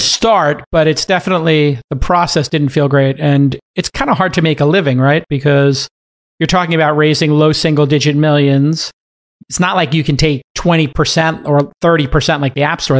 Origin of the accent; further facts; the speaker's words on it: New York, United States; in New York, my hometown.